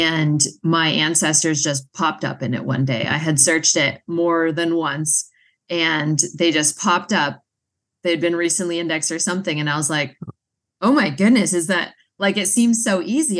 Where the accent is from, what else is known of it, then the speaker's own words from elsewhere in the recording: Massachusetts, United States; moved away; I'm originally from Massachusetts